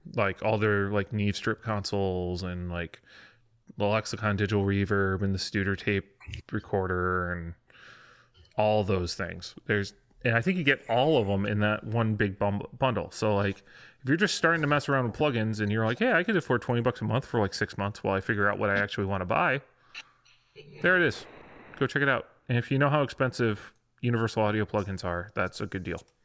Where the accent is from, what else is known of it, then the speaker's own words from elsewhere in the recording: west of Chicago, Illinois, United States; there's a Dutch community west of Chicago